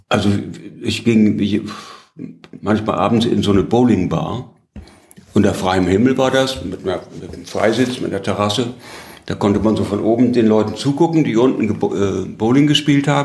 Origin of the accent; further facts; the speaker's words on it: Heidelberg, Baden-Württemberg, Germany; als ich sagte, ich bin aus Heidelberg, da ist er mir am Hals gefallen.